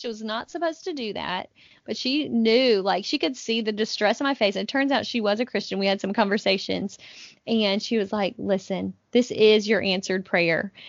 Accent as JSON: {"language": "English", "region": "North Carolina", "country": "United States", "said": "I'm from North Carolina"}